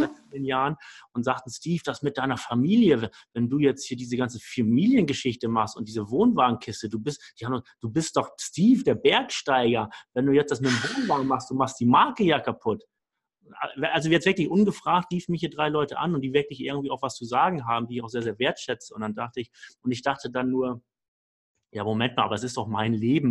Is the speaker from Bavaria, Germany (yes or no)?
no; Hamburg, Germany; ich komme aus Hamburg vom flachen Land.